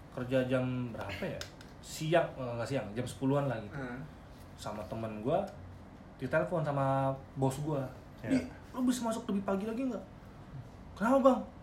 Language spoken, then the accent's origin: Indonesian; Balikpapan, East Kalimantan, Indonesia; gue dari Balikpapan